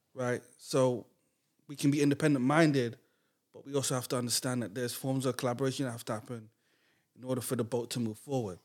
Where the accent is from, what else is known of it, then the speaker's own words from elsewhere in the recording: Grenada; I grew up in Grenada